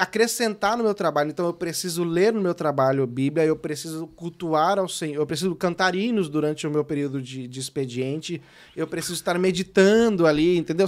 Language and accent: Portuguese; São Paulo, Brazil; also born or lived in Sorocaba; eu sou de São Paulo, né? Eu mudei pra Sorocaba com os meus quinze anos